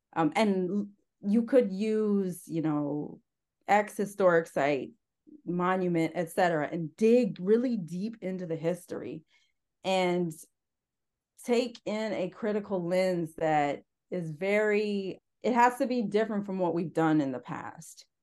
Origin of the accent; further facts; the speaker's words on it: Northern Ontario, Canada; I was born and raised in Northern Ontario, Canada, on a farm